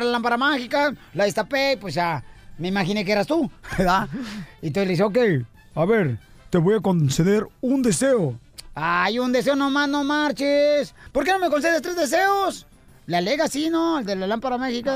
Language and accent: Spanish; Jalisco, Mexico; Así somos los de Jalisco